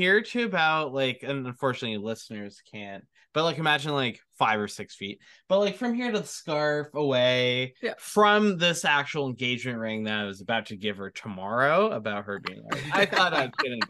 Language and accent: English; Canada; We had a couple people being like, we'll do your flowers, we'll do your makeup, and we're like, we're Canadian, but thank you guys.